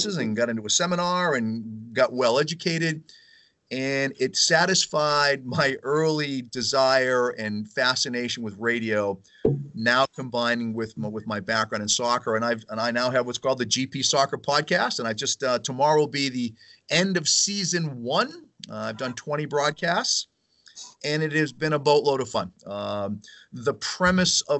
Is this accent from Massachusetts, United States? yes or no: yes; Weymouth, Massachusetts, United States; Weymouth just outside of Boston, which is my hometown